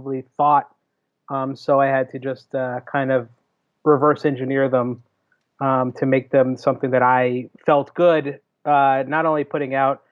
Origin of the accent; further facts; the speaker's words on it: Jersey City, New Jersey, United States; I grew up in Jersey City. Like I grew up in the city till I was 10.